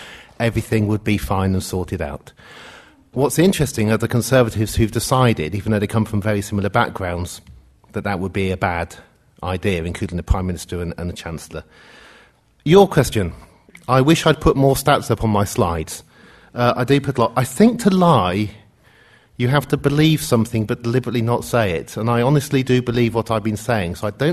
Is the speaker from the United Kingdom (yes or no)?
yes; Oxford, South East England, United Kingdom; I grew up in Oxford as well